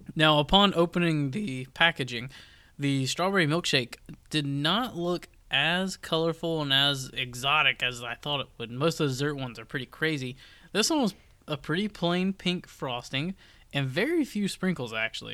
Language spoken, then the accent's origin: English; Georgia, United States; moved away as an adult; now in Raleigh, United States; obviously I'm from Georgia